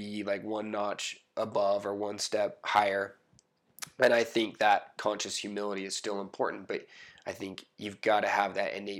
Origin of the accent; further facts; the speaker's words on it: Utah, United States; growing up in Utah, you can be said to have lived in a bubble